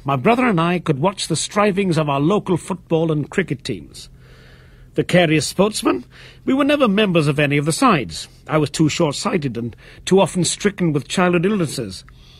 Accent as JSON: {"language": "English", "town": "Swansea", "region": "Wales", "country": "United Kingdom", "tie": "born or raised there", "said": "I cannot speak Welsh. Indeed, in the Dockland area of Swansea, in which I was raised, we were more familiar with Asian dialects than with the language of the Cymry. I was born in Danagraig Terrace, overlooking the docks"}